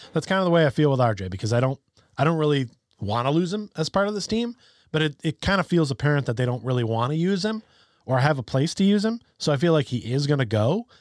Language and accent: English; Connecticut, United States; we're from the Nutmeg State.